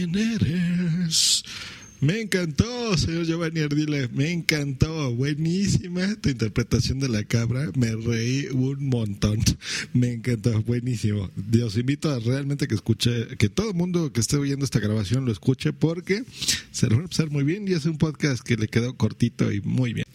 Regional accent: Mexico City, Mexico; en el DF nos decimos chilangos

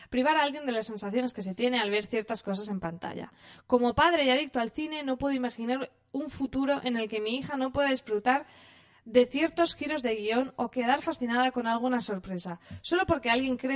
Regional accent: Andalusia, Spain; Yo soy andaluza y no me siento nada identificada con lo que se muestra en ocho apellidos vascos.

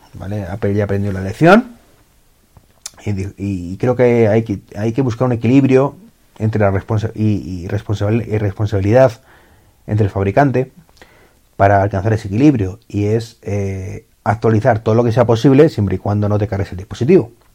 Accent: Spain; en mi país

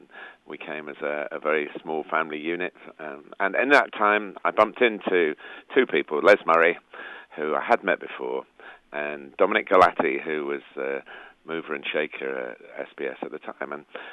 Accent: England, United Kingdom; As an Englishman

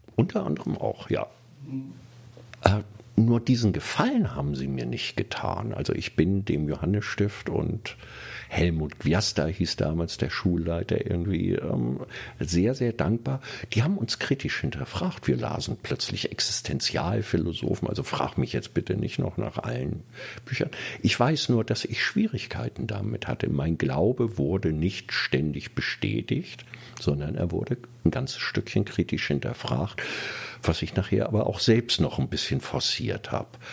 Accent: Kiel, Schleswig-Holstein, Germany; now in Berlin, Germany; hatte meinen Heimatort verglichen mit dieser Großstadt. Und es gab doch einige Sachen, die mir nicht gefallen hatten in Kiel

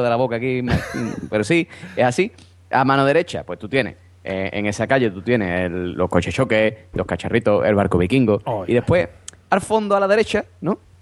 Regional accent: Cádiz, Andalusia, Spain; yo soy de Cádiz, en Cádiz no hay feria, o sea, en Cádiz capital no hay feria

